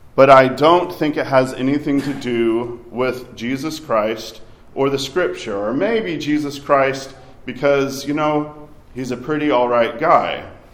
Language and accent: English; Arkansas, United States; I grew up in Arkansas.